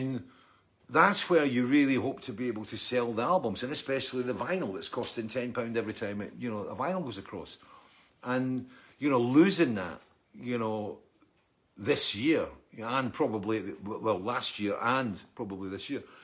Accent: Scotland, United Kingdom; also born or lived in East Lothian; I'm Scottish

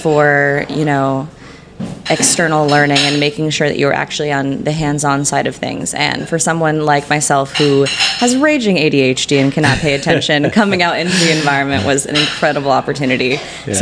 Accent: Bedford, Massachusetts, United States; now in Medford, United States; I am from Bedford, Massachusetts.

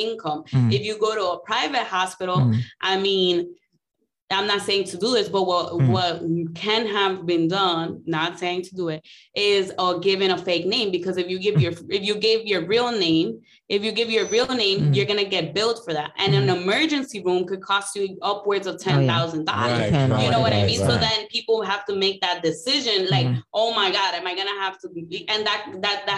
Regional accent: New York City, New York, United States; I grew up in New York City public schools.

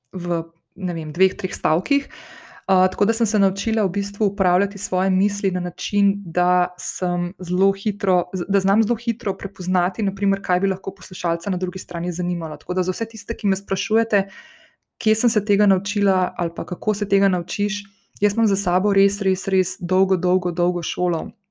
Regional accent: Slovenia; sem slovenka in da prihajam iz Slovenije

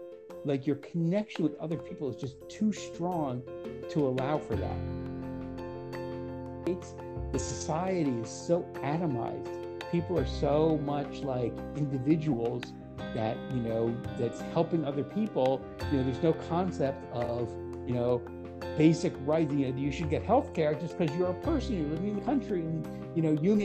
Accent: Israel; I didn't want to start, you know, forwarding information that we're from Israel.

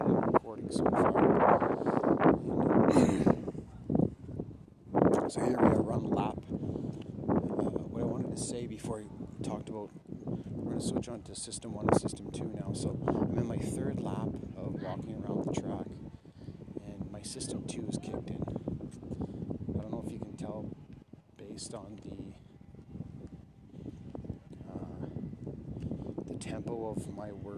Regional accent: Canada; I'm Métis Indian, Canadian

